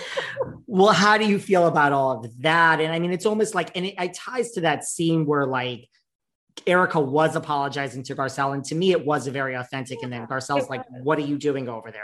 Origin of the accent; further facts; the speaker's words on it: New York, United States; I'm from New York